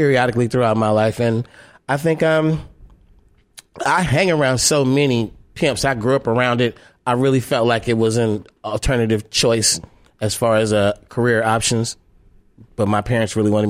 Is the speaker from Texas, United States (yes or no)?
no; Oakland, California, United States; I'm from Oakland